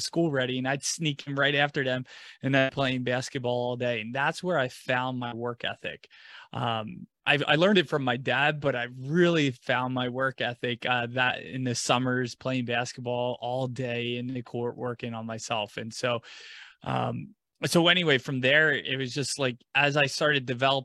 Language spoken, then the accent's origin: English; right outside Philadelphia, small town in New Jersey, United States; I grew up in right outside of Philadelphia in a small town in New Jersey